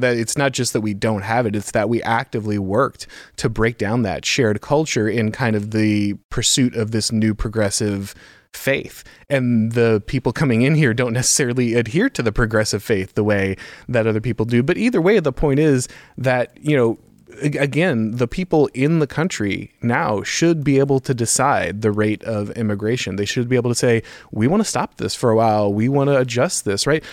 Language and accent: English; Florida, United States; I grew up in Florida